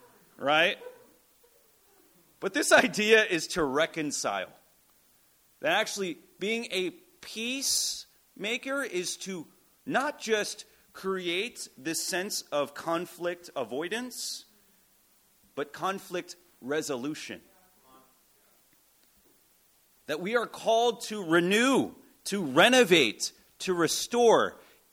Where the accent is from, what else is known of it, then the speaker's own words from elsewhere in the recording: United States; also born or lived in New York / Connecticut; I was born in New York and then went to high school in Connecticut